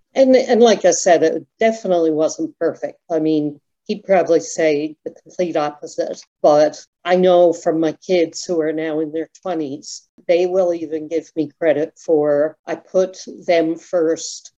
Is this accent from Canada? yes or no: yes; Toronto, Ontario, Canada; we grew up in Ontario, so there were cliffs called the Scarborough Bluffs